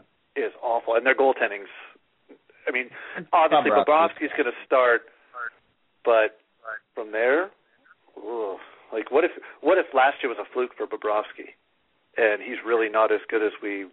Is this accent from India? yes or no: no; Canada; As a Canadian, I am just glad that Marc-Andre Fleury wasn't even invited to camp.